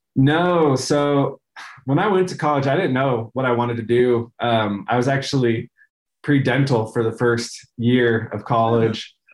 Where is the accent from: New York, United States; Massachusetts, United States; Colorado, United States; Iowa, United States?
Colorado, United States; Denver; moved away as an adult; also born or lived in Reno, Nevada / California; now in Utah, United States; I was born in Reno, Nevada, and then moved around California a bit. And then I grew up, we, we moved to Denver the Denver area when I was like eight. And so I spent the rest of my time there until I moved to Utah for college